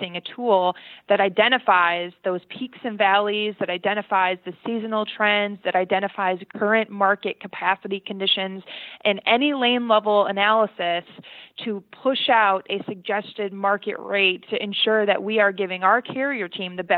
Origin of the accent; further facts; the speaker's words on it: Michigan, United States; moved away; I'm from Michigan originally